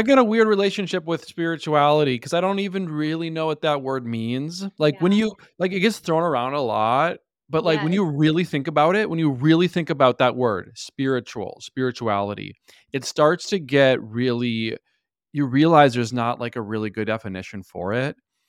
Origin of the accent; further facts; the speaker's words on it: Minnesota, United States; I was raised, I grew up in Minnesota where, like, you know, everyone's Christian, you know, so that was kind of my foundation.